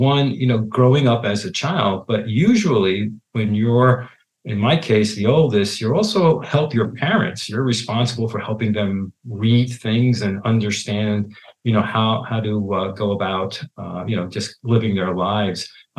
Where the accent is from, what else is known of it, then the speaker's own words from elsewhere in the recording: Hoboken, New Jersey, United States; I'm based in New Jersey, and I actually grew up in Hoboken, New Jersey, which is directly across the Hudson River from Manhattan. And both of my parents were Italian immigrants.